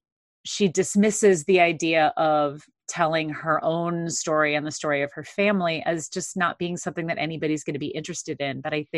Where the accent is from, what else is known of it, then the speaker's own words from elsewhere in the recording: St. Louis, Missouri, United States; So growing up in St. Louis, the touring house there is the St. Louis, the Fox, and it's an enormous, I mean, it's a barn, it's 3,000 seats